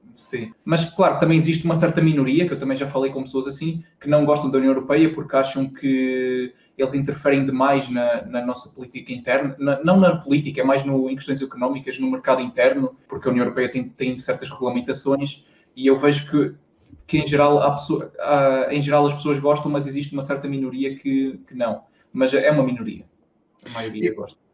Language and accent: Portuguese; Tarouca, Norte, Portugal; also born or lived in Aveiro; Eu sou, eu sou do, do interior aqui de Portugal, sou de uma cidadezinha pequena que chama-se Tarouca, que é no distrito de Viseu